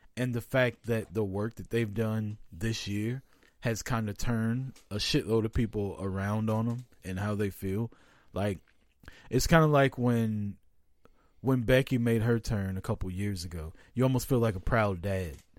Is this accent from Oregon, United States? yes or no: no; Kansas City, Missouri, United States; I'm from Kansas City.